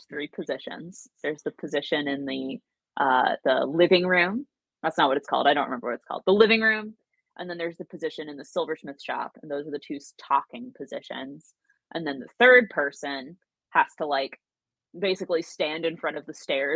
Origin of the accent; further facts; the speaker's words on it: Williamsburg, Virginia, United States; I grew up in Williamsburg and I briefly worked at Colonial Williamsburg